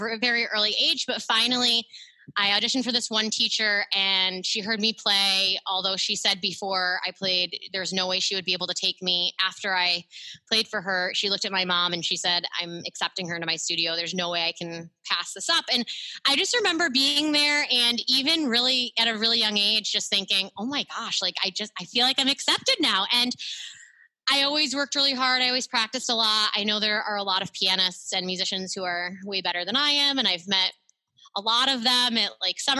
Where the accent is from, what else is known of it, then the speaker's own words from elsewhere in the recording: Central New York, United States; I'm from Central New York.